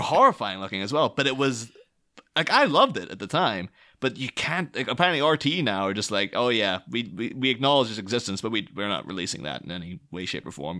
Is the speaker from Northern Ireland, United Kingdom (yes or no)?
yes; near Derry, Northern Ireland, United Kingdom; I grew up near Derry in the 90s